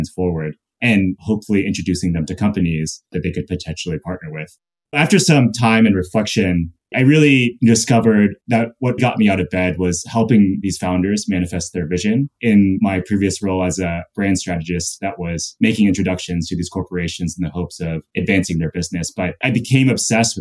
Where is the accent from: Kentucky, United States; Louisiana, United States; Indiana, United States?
Kentucky, United States; Louisville; moved away; also born or lived in North Dakota; I was actually born in North Dakota, and I grew up in Kentucky.